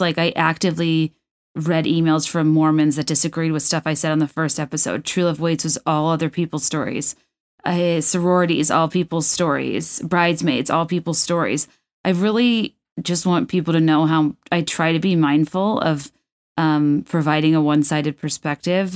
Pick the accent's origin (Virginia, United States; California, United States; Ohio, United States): Virginia, United States; I grew up in Virginia, which is this weird neutral pool territory